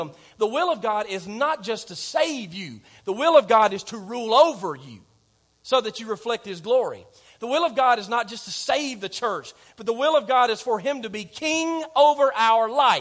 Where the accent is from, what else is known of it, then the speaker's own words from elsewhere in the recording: Clements, Alabama, United States; I'm from Clements